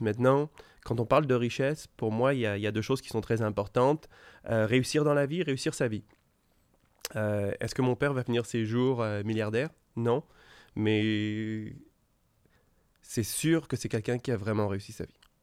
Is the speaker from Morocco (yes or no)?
no; France; first language French; also born or lived in Quebec, Canada; now in Montreal, Canada; je suis né en France et je me suis jamais senti français. J'habite depuis 25 ans au Québec et je suis un Québécois